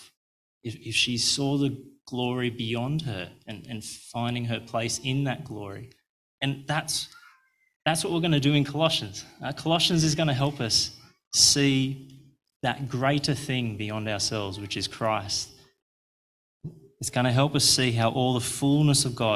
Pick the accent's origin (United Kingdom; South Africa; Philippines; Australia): Australia; I'm Australian